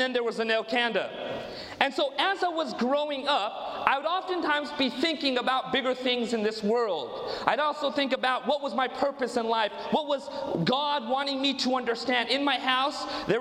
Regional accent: Orange County, Southern California, United States; moved away as an adult; now in Modesto, United States; I was born and raised in Southern California in 1979

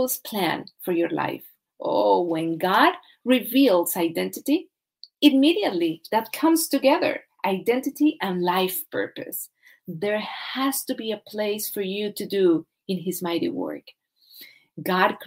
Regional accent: Colombia; I'm from Colombia, South America

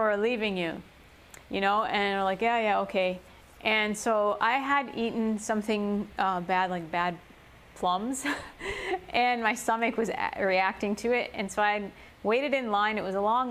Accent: Chicago, Illinois, United States; English is a second language; I grew up in Chicago, you know, concrete jungle

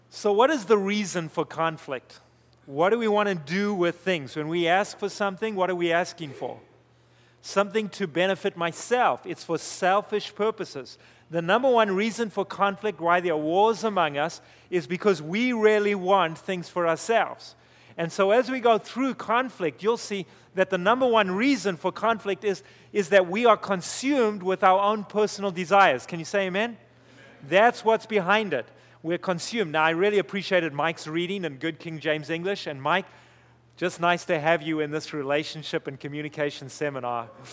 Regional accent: Zimbabwe; moved away; I grew up in Zimbabwe, we had two servants

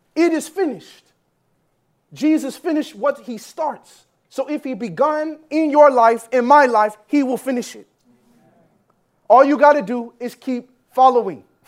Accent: Jamaica; also born or lived in Canada; I'm Jamaican

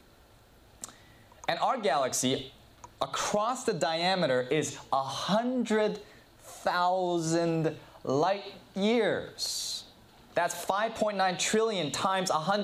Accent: Southern California, United States; I grew up in Southern California

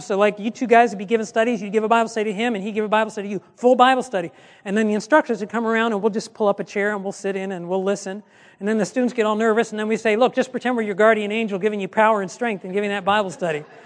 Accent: Michigan, United States; I'm from Michigan

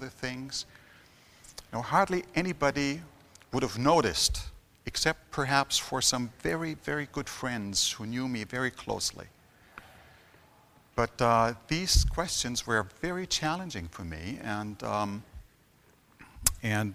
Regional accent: Germany; I've been born and raised in Germany

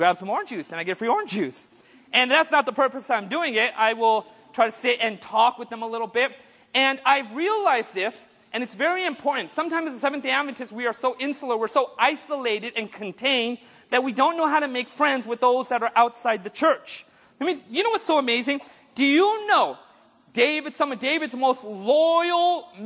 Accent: India; I'm Indian

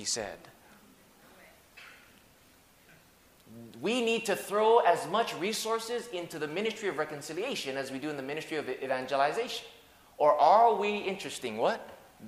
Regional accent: Hawaii, United States; I grew up in Hawaii, so English is my second language. Broken English is my first language

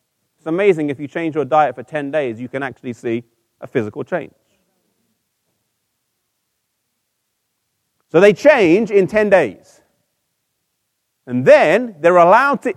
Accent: England, United Kingdom; I'm from England, but I'm half Icelandic and half Mauritian.

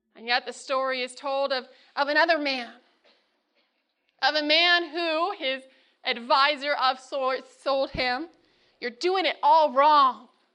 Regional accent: Northern California, United States; now in Loma Linda, United States; I'm from Northern California

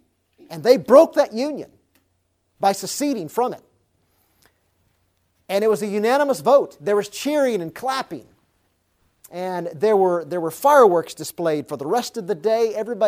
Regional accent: Alabama, United States; I'm an Alabamian, a good old Alabama redneck. I grew up in Alabama, so that's my home state.

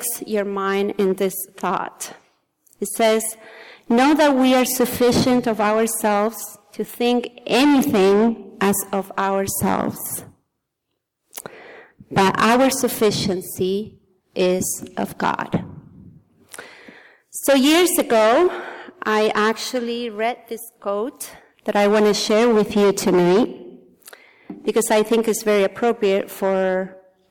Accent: Argentina; English is a second language; moved away; I was born in Argentina in a very, very small town of 120 people.

